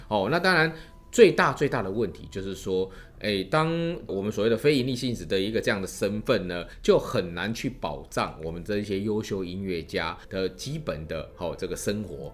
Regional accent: Taiwan; 身为我们一个台湾人也好，或者台湾的音乐人也好

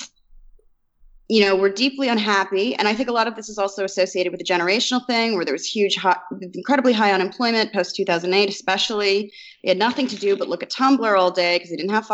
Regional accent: Indiana, United States; I'm from Indiana

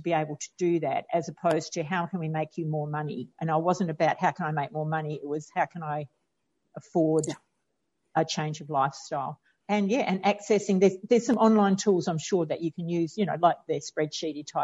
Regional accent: Australia; I'm Australian

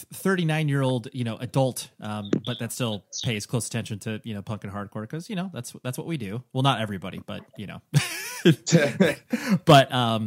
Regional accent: California, United States; I'm from Southern California

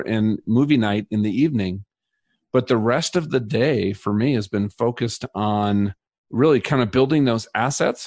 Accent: Minnesota, United States; now in Colorado, United States; I grew up in Minnesota

